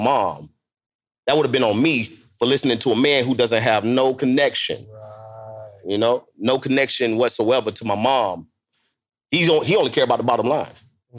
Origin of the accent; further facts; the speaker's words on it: Tampa, Florida, United States; I'm from Tampa, Florida